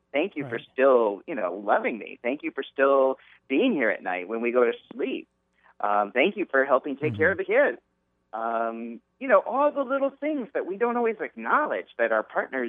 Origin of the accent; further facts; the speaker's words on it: Southern California, United States; growing up in Southern California.